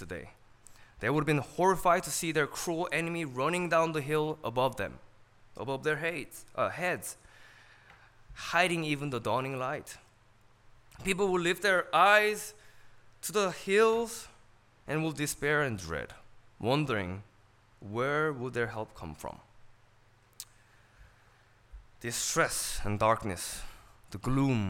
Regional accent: California, United States; born or raised there; English is a second language

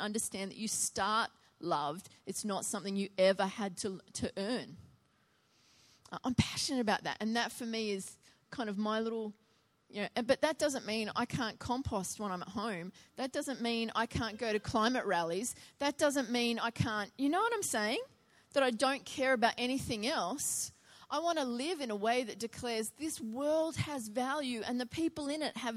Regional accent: Biloela, Queensland, Australia; my hometown of Biloela

